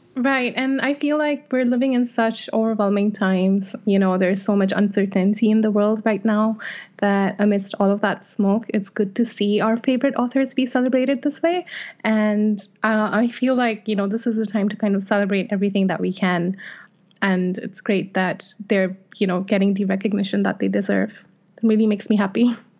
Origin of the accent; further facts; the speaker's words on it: Jeddah, Makkah Province, Saudi Arabia; Jeddah, which is my hometown